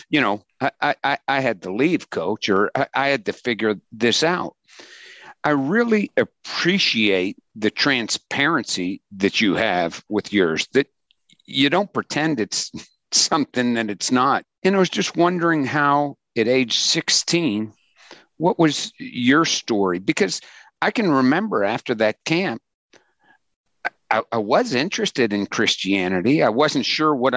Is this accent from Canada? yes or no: no; Pittsburgh, Pennsylvania, United States; I grew up in Pittsburgh